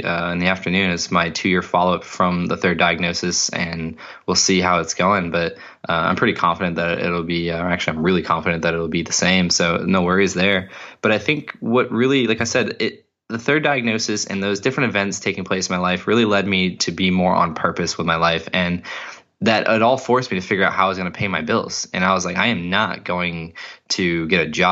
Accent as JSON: {"language": "English", "area": "Cape Cod", "region": "Massachusetts", "country": "United States", "tie": "born or raised there", "said": "where I grew up in Cape Cod"}